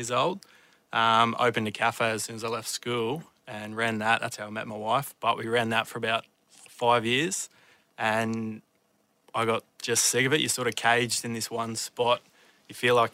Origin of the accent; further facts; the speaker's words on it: Queensland, Australia; I'm from Queensland